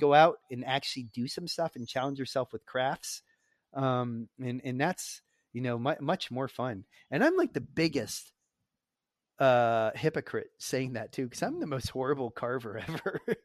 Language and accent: English; United States; as an American